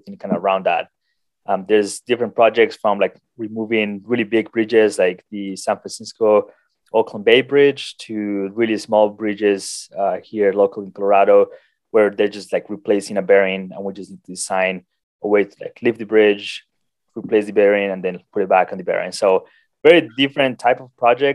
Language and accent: English; Colombia; moved away as an adult; also born or lived in South Dakota, United States; now in United States; I'm originally from Colombia.